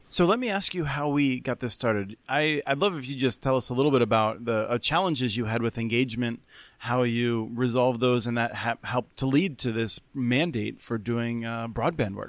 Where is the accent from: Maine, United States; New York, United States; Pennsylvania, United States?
Pennsylvania, United States; my home state of Pennsylvania